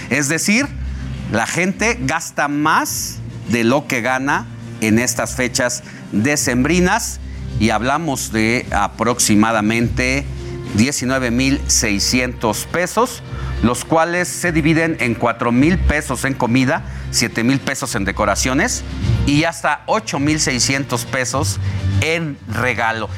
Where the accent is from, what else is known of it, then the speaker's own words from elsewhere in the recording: Mexico; lo que nos depara a los mexicanos